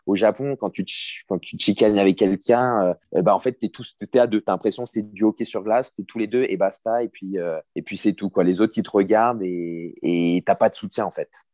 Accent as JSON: {"language": "French", "area": "near Suresnes, Paris region", "region": "Île-de-France", "country": "France", "tie": "born or raised there", "also_born_or_lived": "Courbevoie / Yokohama, Japan", "said": "c'est à côté de là où j'ai grandi"}